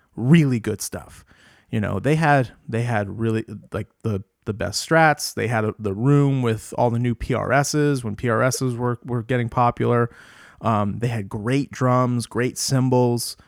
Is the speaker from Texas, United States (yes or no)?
no; Rhode Island, United States; moved away as an adult; also born or lived in Boston / Providence; now in Jamestown, United States; I'm from Rhode Island, but I, I went to Berkeley and I lived in Boston for twelve